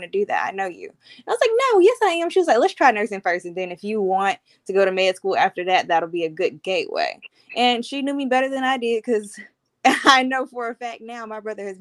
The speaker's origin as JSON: {"language": "English", "town": "Montgomery", "region": "Alabama", "country": "United States", "tie": "born or raised there", "also_born_or_lived": "Birmingham", "said": "I was born and raised in Montgomery"}